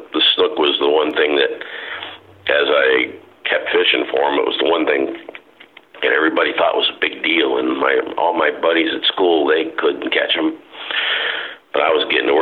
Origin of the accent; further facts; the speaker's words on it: Sarasota, Florida, United States; also born or lived in Waterville, Maine / Oneco, Florida; we moved down here when I was just barely 9 years old